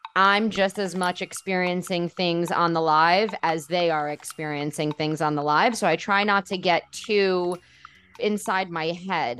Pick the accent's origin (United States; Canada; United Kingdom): United States; New York City, New York; moved away as an adult; now in Tel Aviv, Israel; growing up in New York City where there's a huge Jewish community